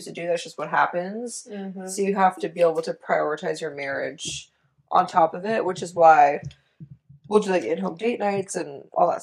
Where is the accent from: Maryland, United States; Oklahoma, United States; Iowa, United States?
Oklahoma, United States; moved away as an adult; also born or lived in Arkansas; We're from Oklahoma